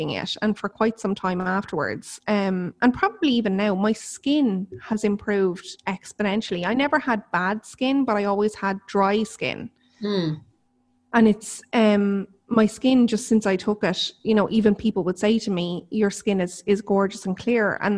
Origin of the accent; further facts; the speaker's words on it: Ireland; I'm Irish